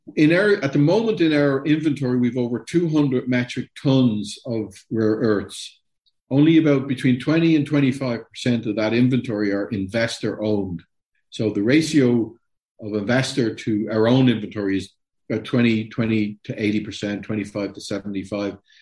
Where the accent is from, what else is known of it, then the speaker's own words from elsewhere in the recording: Ireland; I'm Irish